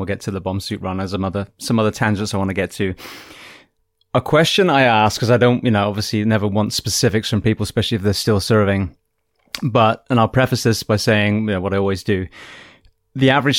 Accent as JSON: {"language": "English", "region": "England", "country": "United Kingdom", "also_born_or_lived": "California / Florida", "moved": "yes", "said": "I come from England"}